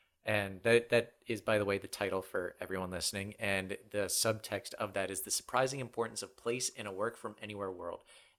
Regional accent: Florida, United States; also born or lived in North Carolina / Pennsylvania; My dad was in the Navy. So, you know, I grew up in Florida for a time, then North Carolina, and then finally made my way to Pennsylvania.

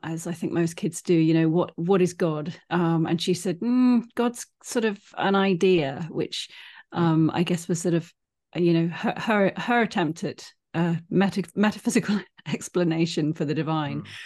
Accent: United Kingdom; I'm British

